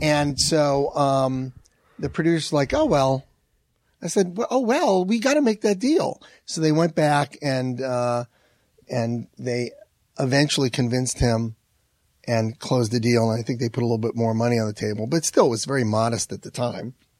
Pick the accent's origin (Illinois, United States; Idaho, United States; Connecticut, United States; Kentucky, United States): Connecticut, United States; Manchester; moved away; I'm from Har-, Manchester, Connecticut, and every time I go back to see my family